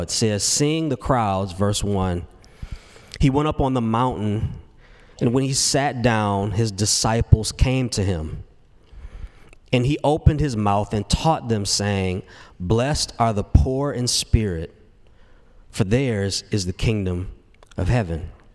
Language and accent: English; Detroit, Michigan, United States; moved away as an adult; now in Nashville, United States; I grew up in Detroit. And man, I thought I'd be so satisfied when I moved from Detroit to Nashville to pursue career in music